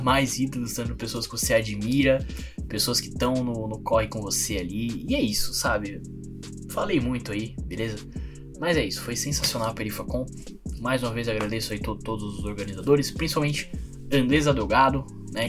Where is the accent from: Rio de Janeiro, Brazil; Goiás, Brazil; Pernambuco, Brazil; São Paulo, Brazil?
São Paulo, Brazil; eu sou de São Mateus, não Zona Leste de São Paulo